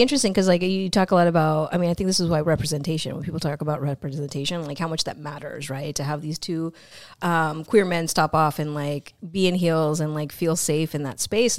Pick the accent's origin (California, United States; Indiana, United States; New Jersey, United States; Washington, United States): California, United States; Bay Area; in the Bay Area, grown up here